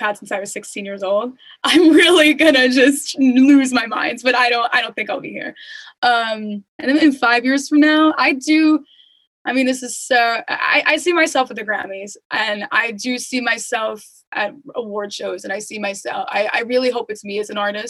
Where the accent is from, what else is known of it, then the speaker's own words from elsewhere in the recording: Long Island, New York, United States; Since we're both from Long Island, I wouldn't mind meeting here.